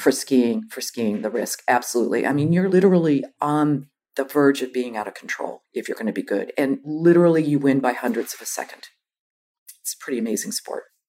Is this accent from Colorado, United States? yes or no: no; Boston, Massachusetts, United States; moved away as an adult; also born or lived in San Francisco; I grew up in Boston